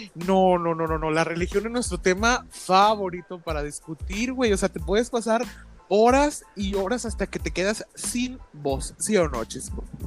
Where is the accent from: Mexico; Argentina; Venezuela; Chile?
Mexico; somos mexicanos y nosotros siempre tenemos que hablar en doble sentido